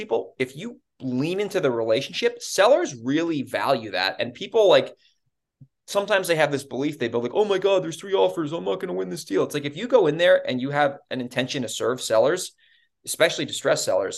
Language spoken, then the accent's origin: English; New York, United States; I'm from New York.